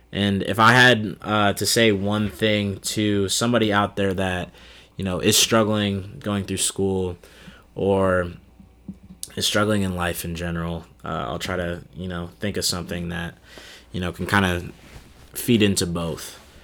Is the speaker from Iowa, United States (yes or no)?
yes; Des Moines, Iowa, United States; also born or lived in Cedar Rapids; my hometown of Des Moines, Iowa